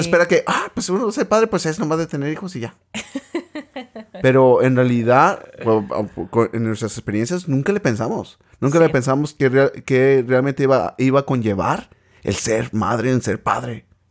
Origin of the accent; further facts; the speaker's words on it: Michoacán, Mexico; now in United States; crecí en el estado de Michoacán, en un lugar que se llama Cihuacuaro